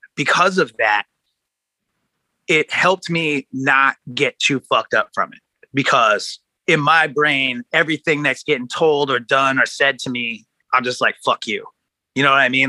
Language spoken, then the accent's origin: English; Oceanside, California, United States; also born or lived in Kansas City / Seattle; now in Los Angeles, United States; I was born in Kansas City. I grew up in Southern California. Uh, not in LA, actually. I'm not from here. Uh, I grew up in uh, Ocean, like Oceanside, which is like North County, San Diego.